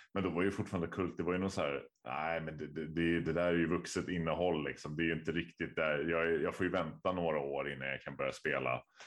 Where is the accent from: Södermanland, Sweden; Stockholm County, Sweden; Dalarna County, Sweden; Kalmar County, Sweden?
Stockholm County, Sweden; Stockholm; Jag är ju född och uppvuxen i Vasastan